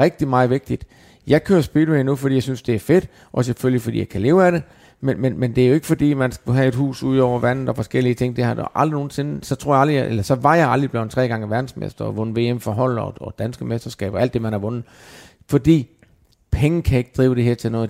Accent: Denmark; moved away as an adult; nu er jeg heldigvis kommet til Danmark igen, har ikke været hjemme i Danmark i, i 20 år fast

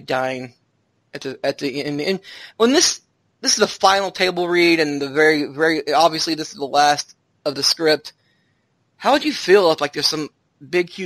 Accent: Arkansas, United States; I'm from Arkansas

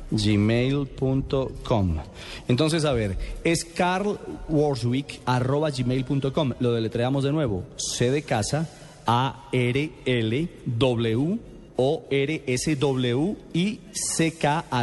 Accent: Colombia; porque es de gran valor para ustedes y también para nosotros como colombianos, porque es una vitrina muy interesante la que sin duda alguna ustedes iban a, entregarle a nuestro país.

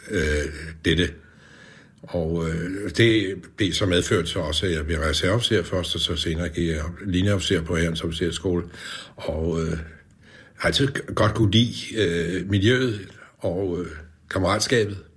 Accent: Gentofte, Capital Region of Denmark, Denmark; also born or lived in Frederiksberg; Jeg har boet hele mit liv i Kentoft Kommune

